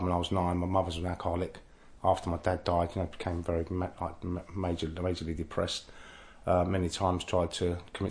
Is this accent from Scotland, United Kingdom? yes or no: no; London, United Kingdom; I grew up in Innisfail Road, Oxford Street, Baker Street, Marylebone, Kilburn, you know, Paddington, Warwick Avenue